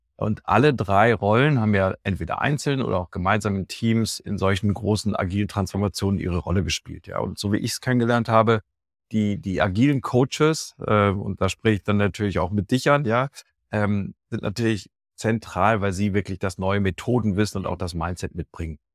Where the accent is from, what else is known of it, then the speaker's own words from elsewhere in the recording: Dortmund, North Rhine-Westphalia, Germany; now in Düsseldorf, Germany; ich bin in Dortmund ursprünglich geboren, lebe jetzt in Düsseldorf